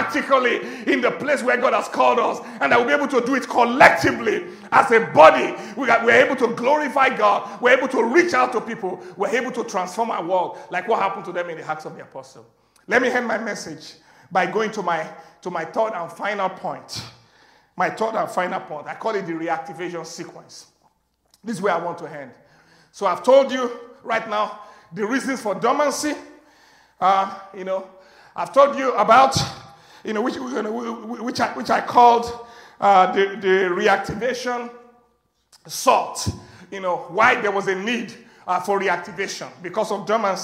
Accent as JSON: {"language": "English", "town": "Agege", "region": "Lagos", "country": "Nigeria", "tie": "born or raised there", "said": "I was born in Kwakwa, Ashafa, Agege"}